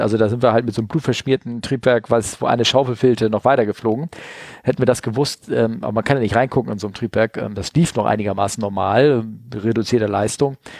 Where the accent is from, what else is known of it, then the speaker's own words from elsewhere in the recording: Hamburg, Germany; als Hamburger gehst du nicht zum Hamburger Fischmarkt